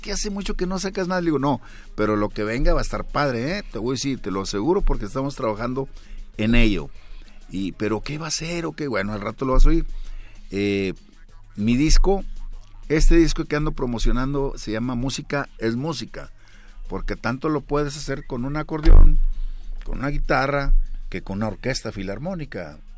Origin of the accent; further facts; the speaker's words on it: Monterrey, Nuevo León, Mexico; yo nací en la Nuevo Repueblo de Monterrey, Nuevo León